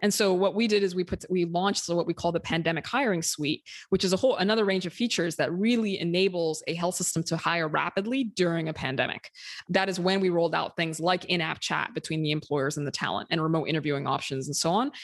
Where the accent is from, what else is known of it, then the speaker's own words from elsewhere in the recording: Sudan; moved away as an adult; now in United States; I'm from Sudan originally. I, m, I myself moved to the U S when I was twenty-four